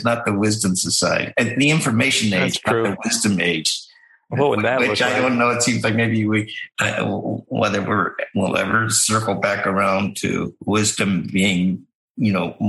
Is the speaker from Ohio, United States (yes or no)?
yes; Ohio, United States; also born or lived in Indiana / Iowa / Michigan; You know, as a baby when we moved to Ohio.